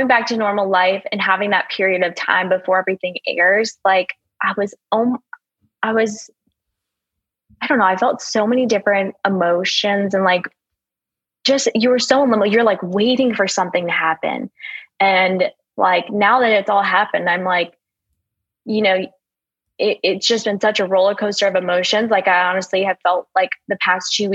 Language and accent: English; Vermont, United States; moved away as an adult; also born or lived in Mississippi; now in Houston, United States